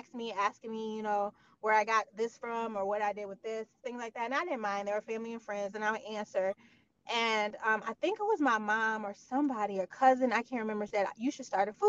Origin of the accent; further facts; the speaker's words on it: Michigan, United States; also born or lived in New Rochelle, New York; now in New York, United States; I'm from Michigan